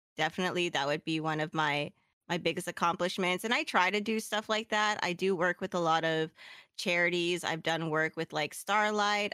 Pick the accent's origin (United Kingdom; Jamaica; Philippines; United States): Philippines; I'm Filipino